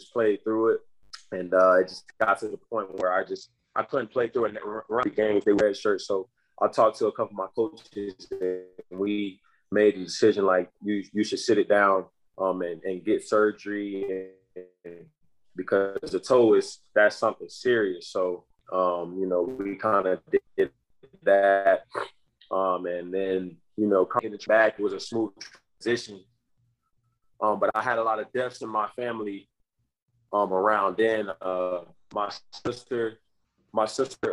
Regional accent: Tampa, Florida, United States; I'm from Tampa, Florida, and I take pride in my community

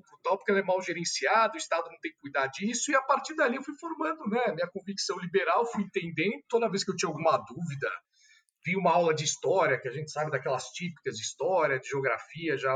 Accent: São Paulo, Brazil; Eu sou de São Paulo, capital mesmo, né? Tenho 35 anos. Como você mencionou, sou formado em direito pelo Mackenzie. Uh, estudei a vida inteira em São Paulo também.

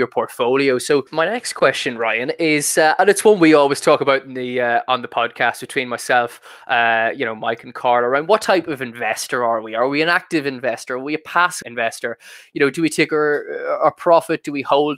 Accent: Ireland; accent: Irish; hearing the Irish accent

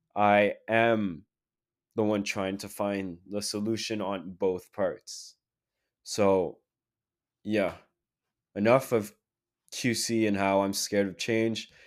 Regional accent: Quebec City, Quebec, Canada; Q C is my hometown

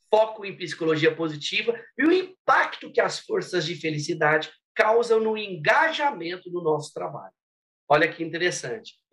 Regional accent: Minas Gerais, Brazil; sou mineirinho do interior de Minas

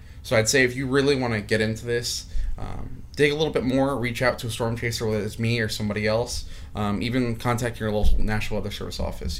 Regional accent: Mertztown, Pennsylvania, United States; I grew up in Mertztown

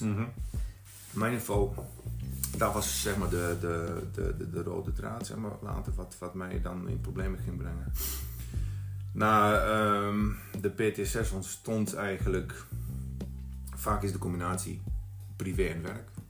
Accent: Bosnia & Herzegovina; Dutch is a second language; moved away as an adult; now in Netherlands; ik was 19 toen ik naar Nederland kwam uit Bosnië, 1993 was dat

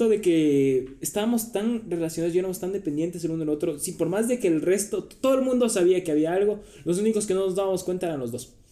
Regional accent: Quito, Pichincha, Ecuador; also born or lived in Santo Domingo / Manta; nací aquí en Quito, me fui a los 8 años a Santo Domingo, estuve ahí 5 años, de ahí por el trabajo igual de mi papá fuimos a, a Manta, estuvimos tres años

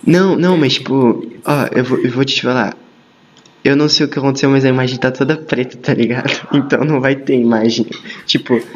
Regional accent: São Paulo, Brazil; eu sou paulista

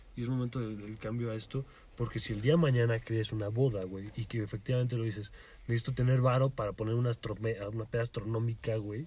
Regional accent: Mexico; soy legal aquí en México

